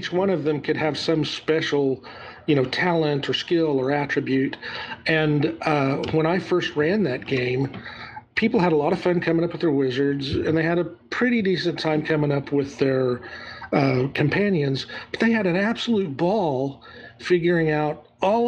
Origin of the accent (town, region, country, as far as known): Southern United States, United States; accent: Southern